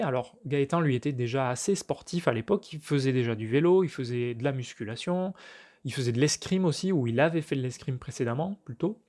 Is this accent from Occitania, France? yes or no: yes; Villefranche-de-Rouergue, Occitania, France; moved away; Villefranche-de-Rouergue, donc en Aveyron. Donc ça, c'est là où j'ai grandi, c'est chez mes parents.